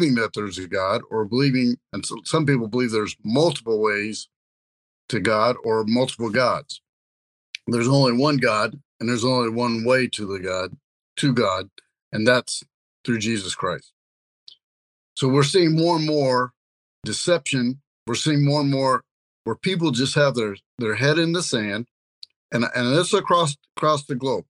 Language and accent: English; Kansas City, Missouri, United States; my hometown, Kansas City